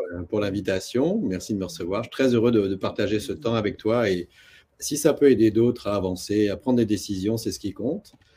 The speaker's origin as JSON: {"language": "French", "area": "near Toulouse", "region": "Occitania", "country": "France", "also_born_or_lived": "Paris / Tokyo / New York", "moved": "as an adult", "lives_now": "Canada", "said": "je viens d'une belle région de France qui s'appelle euh, le Sud-Ouest, et près de Toulouse, en l'occurrence. Mmh. Euh, ça, c'est les origines"}